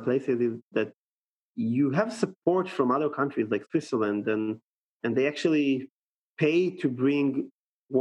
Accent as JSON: {"language": "English", "town": "Tel Aviv", "region": "Tel Aviv District", "country": "Israel", "moved": "yes", "lives_now": "Vienna, Austria", "said": "I'm based in Vienna, I'm from Tel Aviv, I'm based in Vienna."}